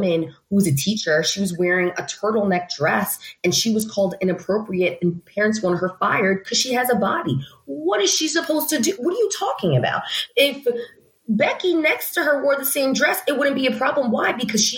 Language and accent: English; New York City, New York, United States; I grew up in the Bronx.